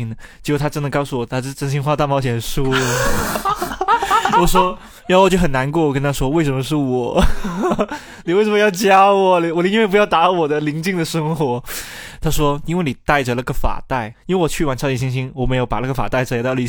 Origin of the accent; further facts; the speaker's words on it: Guangzhou, Guangdong, China; 他们就问：“哎呀，你是武汉人吗？”我说不是，我从我从广州来。